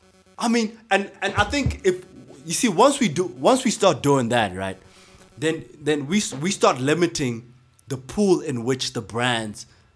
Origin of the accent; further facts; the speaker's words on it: South Africa; Do you guys think that in South Africa, as South African hip hop, had we just left hip hop alone and pursued hip hop, got the trajectory ya kwaito, and just stuck to that, do you think we would have been more further now?